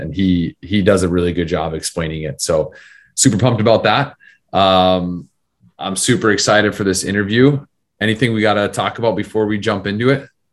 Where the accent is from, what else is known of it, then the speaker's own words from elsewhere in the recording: Arizona, United States; I grew up in Arizona